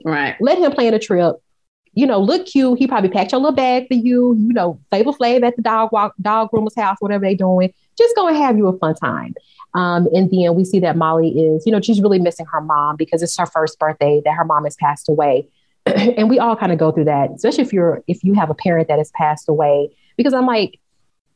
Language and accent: English; Dallas, Texas, United States; I'm from South Dallas, Oak Cliff